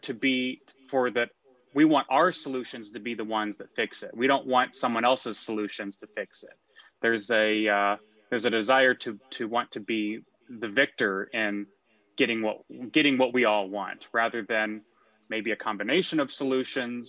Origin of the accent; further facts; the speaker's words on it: McKinney, Texas, United States; also born or lived in New York; So I am a native Texan. I grew up in McKinney, Texas.